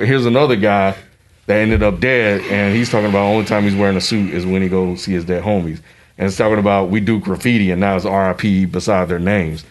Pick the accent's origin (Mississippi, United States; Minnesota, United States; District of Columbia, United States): Mississippi, United States; a 13, 14 year old kid growing up in Mississippi at a school that's predominantly white